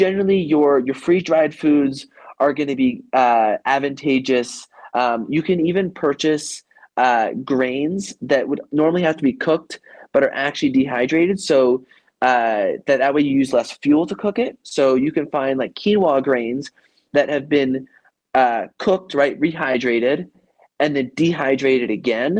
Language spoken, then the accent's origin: English; Idaho, United States; I grew up in Idaho